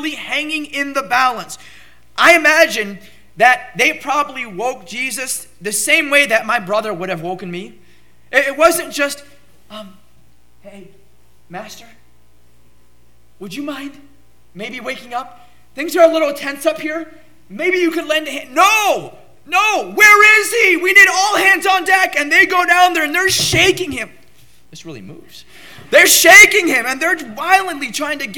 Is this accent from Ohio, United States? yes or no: no; Southern California, United States; I grew up in Southern California, and we would have occasional earthquakes